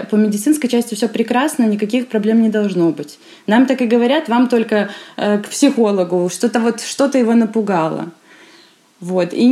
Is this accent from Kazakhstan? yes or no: no; Belarus; Я из Беларуси, из маленького городка, у нас 7 тысяч населения